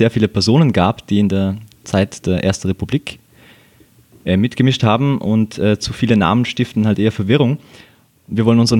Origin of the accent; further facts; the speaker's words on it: Bregenz, Vorarlberg, Austria; Weiß nicht, ob du es weißt, aber wir sind ja beide aus Bregenz